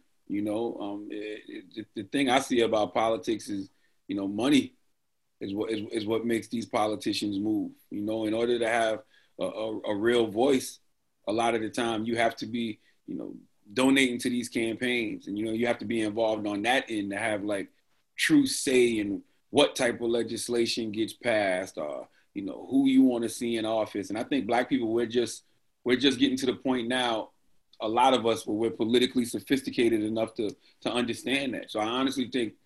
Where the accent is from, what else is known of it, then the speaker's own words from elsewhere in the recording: Moncks Corner, South Carolina, United States; moved away; I always still feel like that little kid growing up in Moncks Corner, South Carolina.